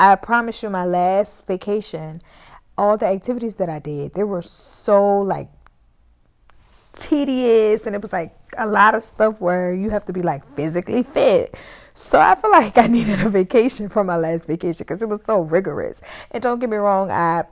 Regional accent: New Orleans, Louisiana, United States; I'm from New Orleans

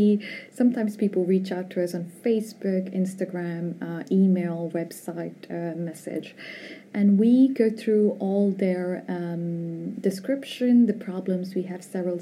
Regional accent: India; moved away as an adult; also born or lived in North America / Vietnam; now in Spain; I was born in India.

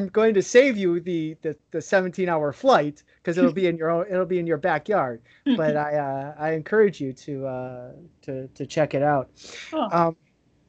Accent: Chicago, Illinois, United States; also born or lived in Trinidad; now in Trinidad and Tobago; I'm from Chicago

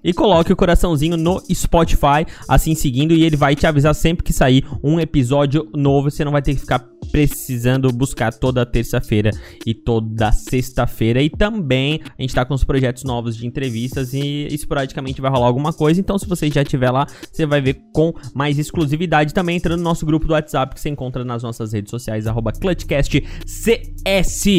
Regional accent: Brazil; eu sou brasileiro

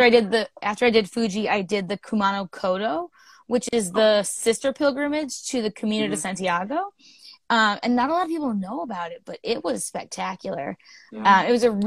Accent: Ireland; I'm Irish. I don't know if you can tell by the face and stuff. But I'm an Irish girl

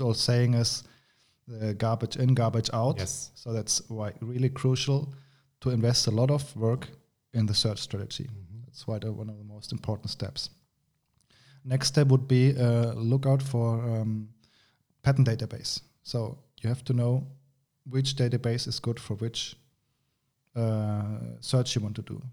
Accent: Germany; moved away as an adult; now in Granada, Spain; I'm from Germany. I studied there, but uh, then uh, via my university, I came to, to this wonderful country named Spain. I'm living in Granada, south of Spain

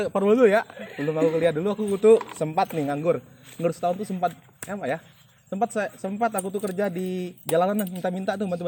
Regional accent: East Kalimantan, Indonesia; alhamdulillahnya saya orang Kalimantan Timur dua orang yang lolos ke Bekasi

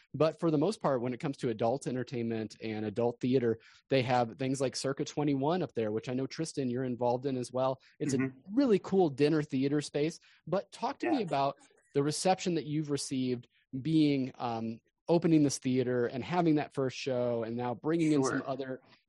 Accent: United States; moved away as an adult; now in Springfield, United States; I was born and raised in the Quad Cities. And then actually it was in college that I moved down to Springfield.

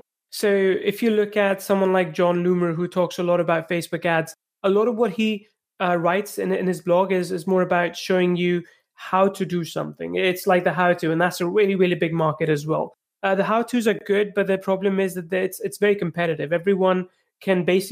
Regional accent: India; moved away as an adult; also born or lived in England; I'm originally from India.

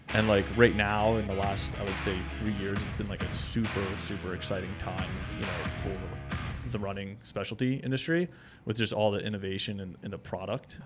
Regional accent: Holmdel, New Jersey, United States; I grew up in Homedale, New Jersey

